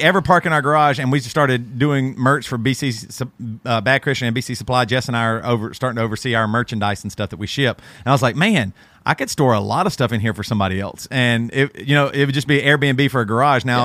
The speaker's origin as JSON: {"language": "English", "town": "Greer", "region": "South Carolina", "country": "United States", "tie": "born or raised there", "said": "growing up in Greer South Carolina, we had, like, Kmart and stuff like"}